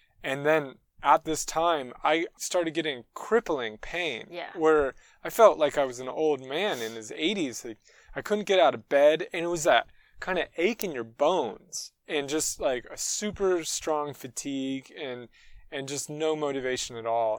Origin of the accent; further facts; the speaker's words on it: United States; moved away as an adult; now in France; I'm an American